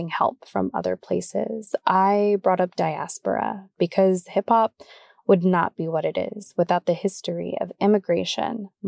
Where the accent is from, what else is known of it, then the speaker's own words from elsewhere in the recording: Vallejo, California, United States; I'm from Vallejo, like grew up listening